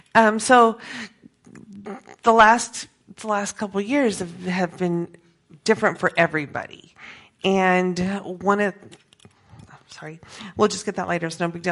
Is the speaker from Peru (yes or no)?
yes; Peru; Okay, so I grew up in Peru as a missionary kid, and so I had the privilege of already knowing a lot of the language, already knowing the culture